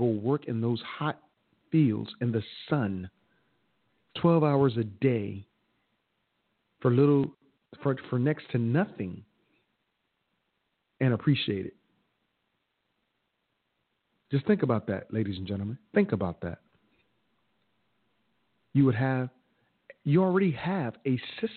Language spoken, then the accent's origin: English; United States; I was born in America. I wasn't born in Africa, but I'm African-American, a heritage, that is